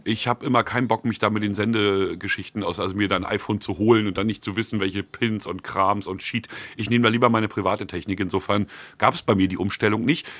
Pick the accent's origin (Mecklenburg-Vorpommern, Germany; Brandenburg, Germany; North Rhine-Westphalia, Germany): Mecklenburg-Vorpommern, Germany; bei uns in Mecklenburg Plüschnorse